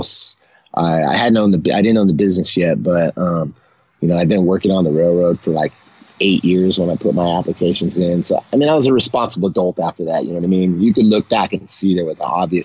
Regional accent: San Leandro, California, United States; I'm a East Bay Area boy. That's the San Francisco Bay Area. I was born in San Leandro, which is like in between Oakland and San Jose.

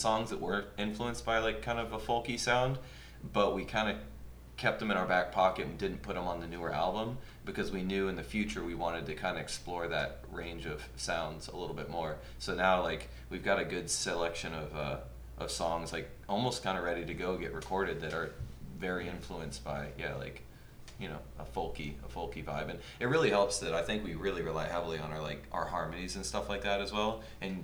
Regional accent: Florida, United States; I grew up in Florida

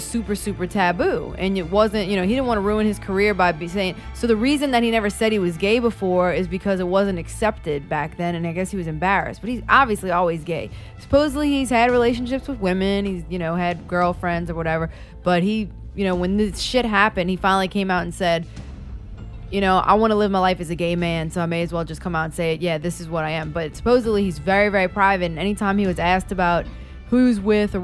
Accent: New Orleans, Louisiana, United States; we speak really, like, shitty and, like, kind of, like, lazy because we're from New Orleans

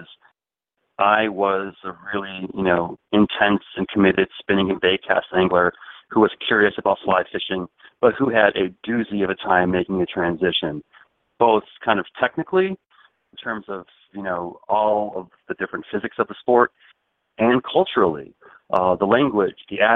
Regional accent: Chicago, Illinois, United States; I grew up in Chicago

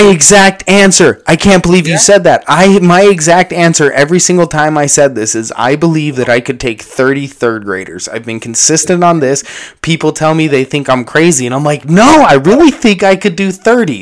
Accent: United States; as an American

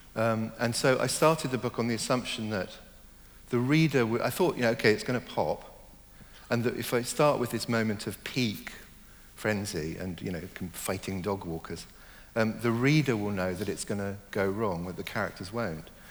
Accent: Hong Kong; also born or lived in Germany / Ireland (ancestry); now in London, United Kingdom; I was born in Germany, I grew up mainly in Hong Kong

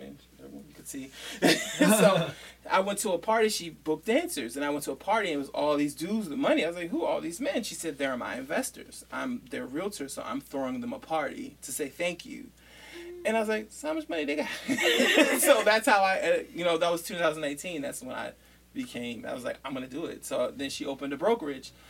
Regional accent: Baltimore, Maryland, United States; also born or lived in Columbia, Maryland / Nigeria; I'm from, Baltimore. Then my family moved. We moved to Columbia.

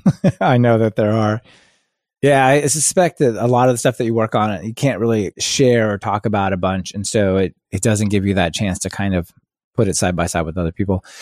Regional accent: Kansas City, United States; I grew up in Kansas City

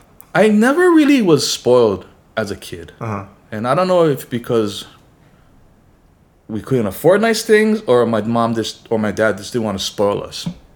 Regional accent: Pearl City, Hawaii, United States; In Pearl City.

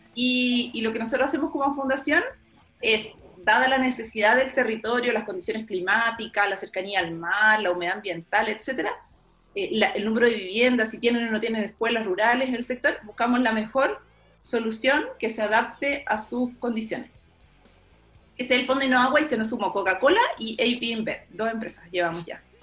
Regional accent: Santa Cruz, O'Higgins, Chile; yo soy de Santa Cruz

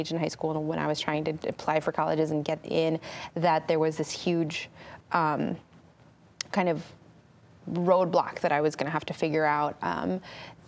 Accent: California, United States; growing up in California, I grew up in the 90s, I lived a pretty regular 90s kid life

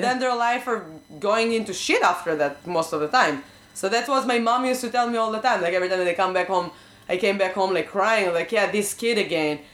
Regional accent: Israel; English is a second language; moved away; I grew up in Israel

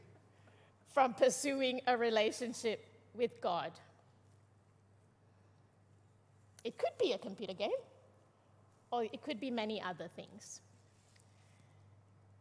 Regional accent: Malaysia; I'm Malaysian.

